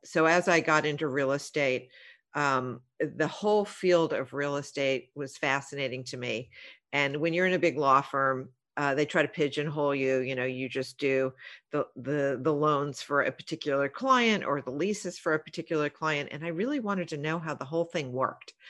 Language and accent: English; Los Angeles, California, United States; We grew up in the San Fernando Valley